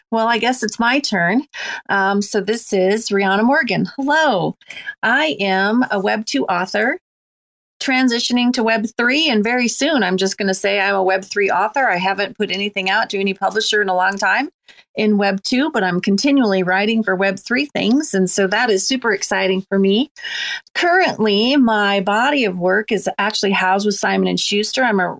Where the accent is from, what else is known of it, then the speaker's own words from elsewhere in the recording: Ireland; I'm Irish, and you know that Halloween originated in the Celtic lands.